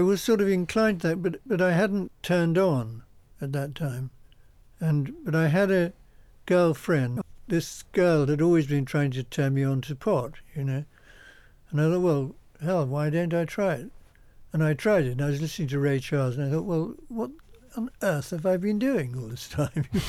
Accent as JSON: {"language": "English", "area": "Essex", "region": "East of England", "country": "United Kingdom", "tie": "born or raised there", "said": "I was born in Essex in a little farmhouse"}